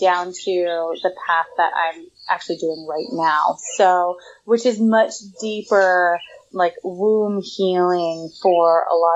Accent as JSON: {"language": "English", "town": "Portland", "region": "Oregon", "country": "United States", "tie": "born or raised there", "moved": "as an adult", "lives_now": "Southern California, United States", "said": "I left my hometown of Portland, Oregon in January, and now I'm in Southern California"}